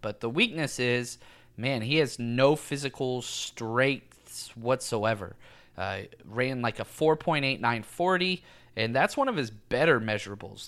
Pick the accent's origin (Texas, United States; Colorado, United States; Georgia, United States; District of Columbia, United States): Texas, United States; I was raised in Texas